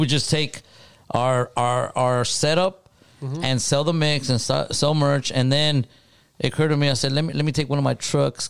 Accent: Los Angeles, California, United States; born there; I was born in Los Angeles, California.

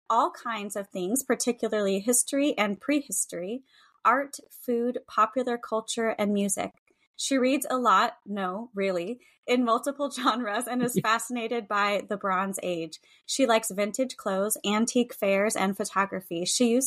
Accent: United States; as an American

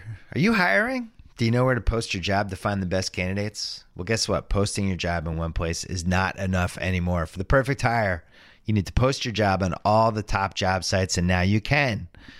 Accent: Brookline, Massachusetts, United States; I grew up in Chestnut Hill, which is part of Brooklyn.

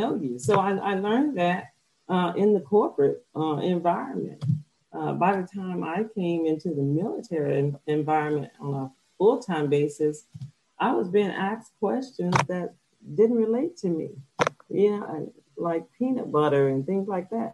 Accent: Alabama, United States; now in Hawaii, United States; I'm from Alabama. I'm right now located in Hawaii.

